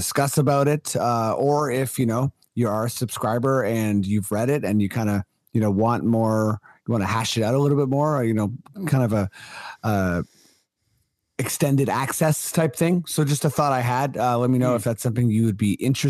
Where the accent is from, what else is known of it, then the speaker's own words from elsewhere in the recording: Toronto, Ontario, Canada; I was born in Toronto